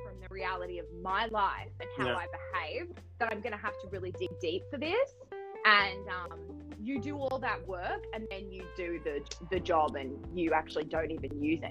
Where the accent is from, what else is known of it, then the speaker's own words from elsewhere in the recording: Australia; now in Los Angeles, United States; I'm Australian, I live